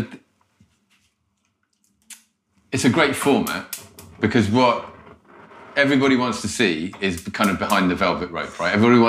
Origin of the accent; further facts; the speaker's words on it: Croydon, London, United Kingdom; I'm from Croydon, Jimmy.